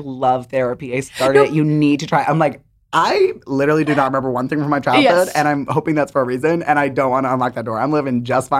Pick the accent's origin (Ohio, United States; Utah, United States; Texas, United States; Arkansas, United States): Utah, United States; Provo; makes so much sense because I actually remember that like growing up in Provo, Utah, there was a Mattress Firm on every single corner.